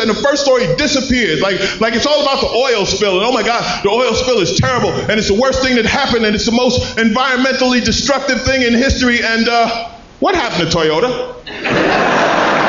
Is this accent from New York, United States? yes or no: yes; New York City, New York, United States; I grew up in Queens